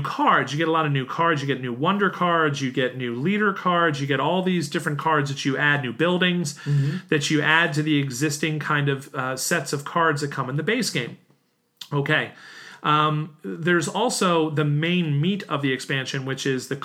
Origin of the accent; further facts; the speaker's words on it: United States; an American city where, like the one I grew up